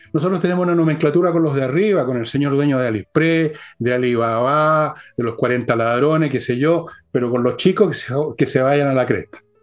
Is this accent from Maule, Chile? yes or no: yes; Molina, Maule, Chile; moved away; cuando era cabros chicos en Molina